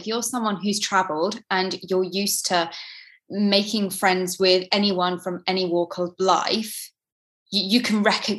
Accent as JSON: {"language": "English", "region": "East of England", "country": "United Kingdom", "said": "from Norfolk. My parents were in the RAF. So as kids, we traveled around to different countries."}